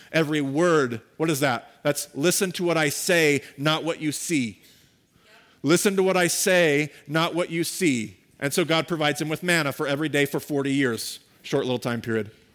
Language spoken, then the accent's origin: English; United States; We as American Christians